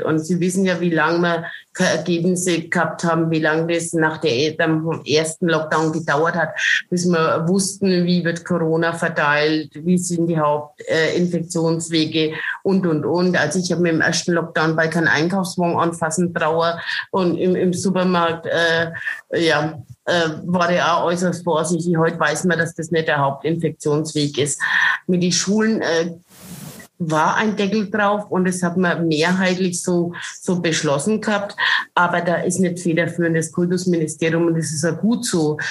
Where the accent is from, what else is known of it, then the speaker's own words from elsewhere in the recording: Franconia, Bavaria, Germany; Ich stehe zu meinen fränkischen Vereinen. Und äh, was sagt man als Fränkin?